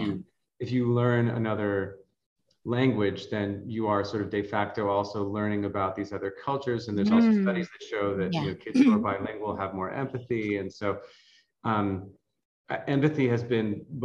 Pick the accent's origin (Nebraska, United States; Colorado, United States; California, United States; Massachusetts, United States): Massachusetts, United States; Boston; moved away as an adult; now in San Francisco, United States; I grew up in Boston. I grew up in the Northeast United States